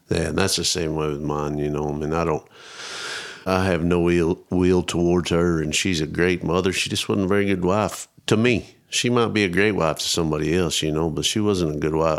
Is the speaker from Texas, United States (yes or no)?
yes; Roby, Texas, United States; moved away; I grew up out kinda northwest of Abilene, around Roby, Rotan.